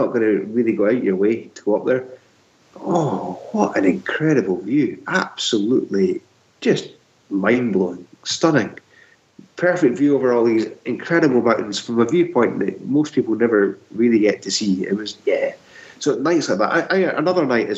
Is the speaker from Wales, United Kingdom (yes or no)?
no; Scotland, United Kingdom; I know I'm a Scotsman, but I wasn't brought up in Gaelic.